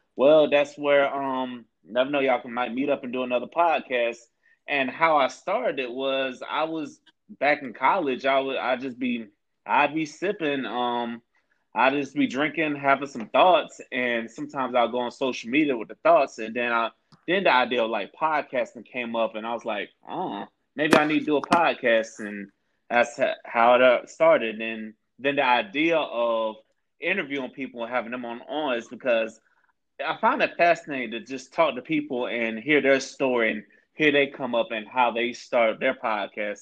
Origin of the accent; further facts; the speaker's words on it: Tampa, Florida, United States; I'm from Tampa, Florida